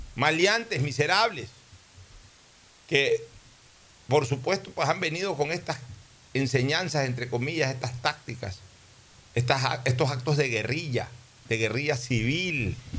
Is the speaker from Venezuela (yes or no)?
no; Ecuador; soy ecuatoriano